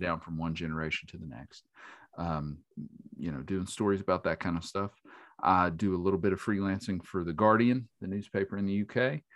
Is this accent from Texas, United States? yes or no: no; Boone County, West Virginia, United States; I grew up in Boone County. I grew up in a rural